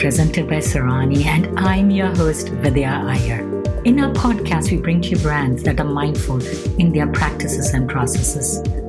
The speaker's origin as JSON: {"language": "English", "country": "India", "tie": "born or raised there", "said": "Growing up in India, we used to get most of our shopping from the neighborhood grocery store."}